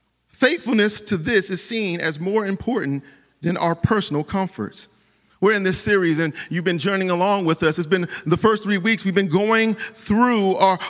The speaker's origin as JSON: {"language": "English", "town": "Cleveland", "region": "Ohio", "country": "United States", "moved": "yes", "said": "I'm from Cleveland, Ohio."}